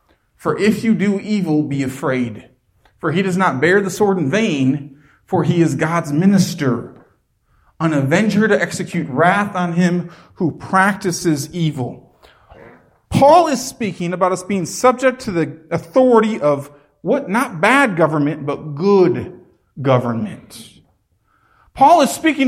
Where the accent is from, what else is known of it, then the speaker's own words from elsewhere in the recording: United States; Before we are American, we are called Christian